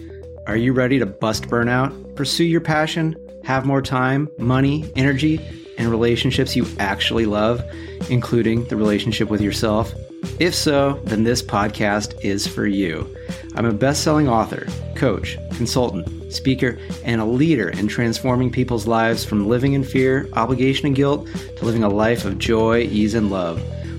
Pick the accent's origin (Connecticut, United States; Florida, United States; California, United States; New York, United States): California, United States; San Francisco; And I come from the San Francisco area, California.